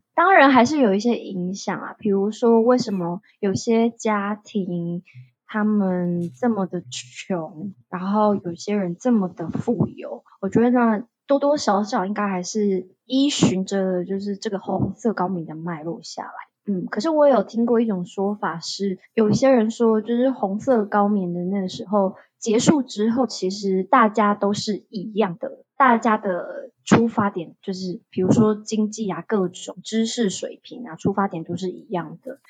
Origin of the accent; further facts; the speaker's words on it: Taiwan; moved away as an adult; now in Phnom Penh, Cambodia; 我以我一个台湾人以外，还有另外一个台湾人，就是两个台湾人。